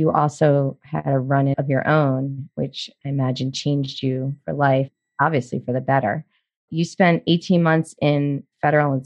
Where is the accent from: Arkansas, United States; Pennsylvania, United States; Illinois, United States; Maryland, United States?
Maryland, United States; Baltimore; moved away as an adult; also born or lived in New York / New Jersey / Charleston, South Carolina / Amelia Island, Florida; I grew up in Baltimore